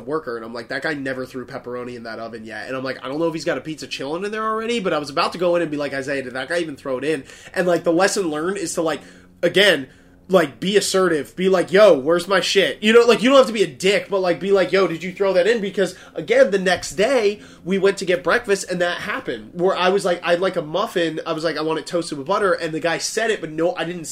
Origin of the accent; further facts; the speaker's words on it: New Jersey, United States; we're from New Jersey